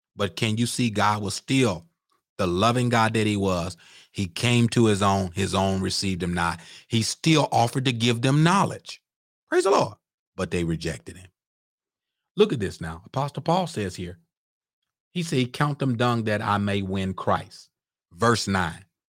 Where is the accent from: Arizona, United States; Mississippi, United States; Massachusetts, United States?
Mississippi, United States; I'm a old Southern boy. I'm from Mississippi